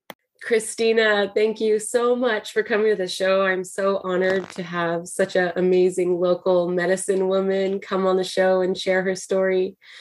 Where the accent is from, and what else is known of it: Santa Cruz, California, United States; born or raised there